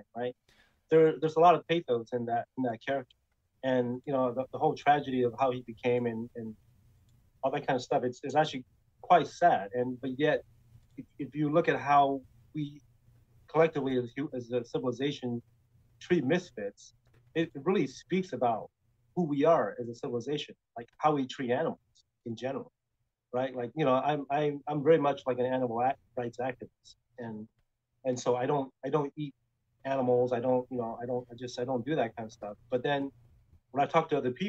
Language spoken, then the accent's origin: English; Taiwan; moved away; when I grew up in Taiwan, before I moved away